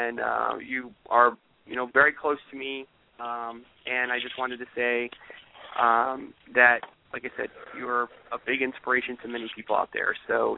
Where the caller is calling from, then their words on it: Charlottesville, Virginia, United States; from Charlottesville